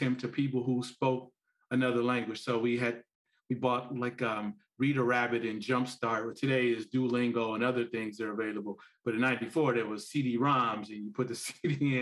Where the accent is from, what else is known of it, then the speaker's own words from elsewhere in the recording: Gary, Indiana, United States; I grew up in Gary, Indiana